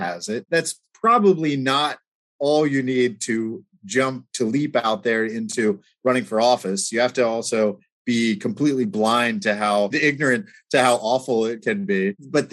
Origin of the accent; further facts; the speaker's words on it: Eastern Shore of Maryland, United States; also born or lived in Pittsburgh, Pennsylvania / Oxford, England; eventually came back to my hometown and my home region here on the Eastern Shore of Maryland